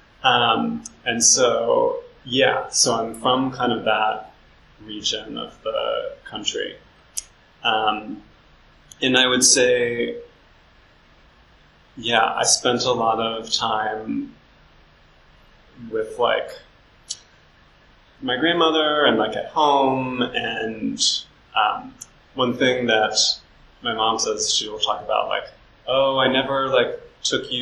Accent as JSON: {"language": "English", "town": "Harrisburg", "region": "Pennsylvania", "country": "United States", "tie": "born or raised there", "also_born_or_lived": "New York / Western Massachusetts", "moved": "yes", "said": "I was born in Harrisburg, Pennsylvania, in the early 1980s"}